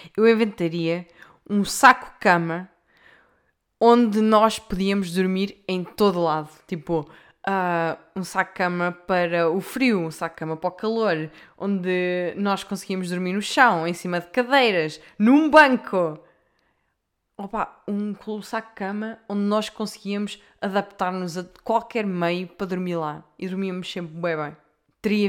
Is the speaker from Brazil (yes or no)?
no; Leiria, Centro, Portugal; eu como sou de leiria